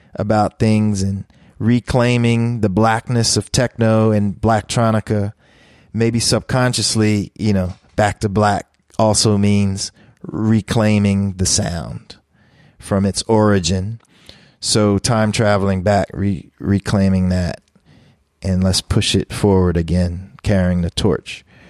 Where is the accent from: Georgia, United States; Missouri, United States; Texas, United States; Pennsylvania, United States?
Pennsylvania, United States; Philadelphia; I grew up in Philly